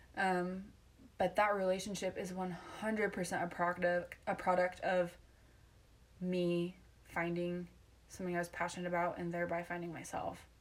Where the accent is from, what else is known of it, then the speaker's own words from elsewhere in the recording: Utah, United States; growing up in Utah County